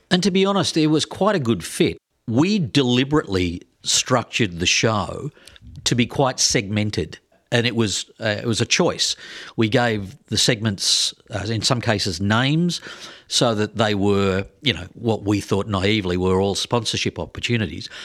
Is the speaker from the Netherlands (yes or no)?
no; Australia; moved away as an adult; also born or lived in Twin Cities, Minnesota; now in Minneapolis-Saint Paul, United States; I'm from Australia